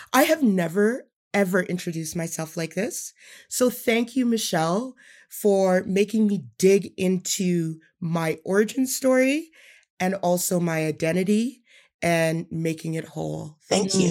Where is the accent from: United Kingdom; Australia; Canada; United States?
Canada; Edmonton, Alberta; I grew up in Edmonton